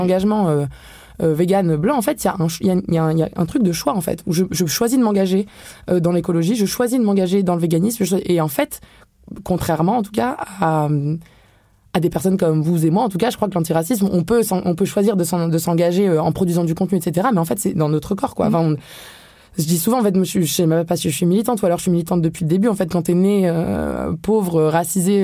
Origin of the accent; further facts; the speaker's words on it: France; je suis née en France en fait et je bénéficie du privilège de vivre en Europe